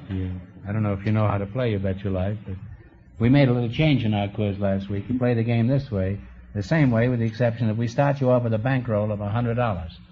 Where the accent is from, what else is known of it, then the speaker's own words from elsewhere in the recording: Billings, Montana, United States; Uh, Billings, Montana. Uh, Billings, Montana.